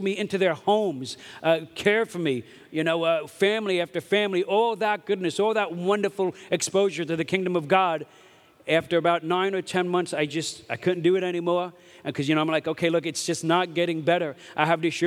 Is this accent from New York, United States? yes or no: yes; New York City, New York, United States; moved away; I grew up in Brooklyn, New York